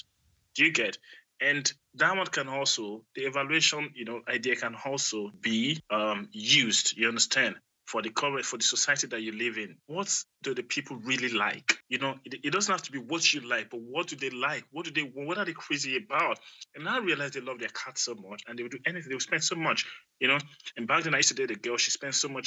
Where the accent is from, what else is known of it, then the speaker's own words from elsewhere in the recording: Nigeria; now in Germany; I'm from Nigeria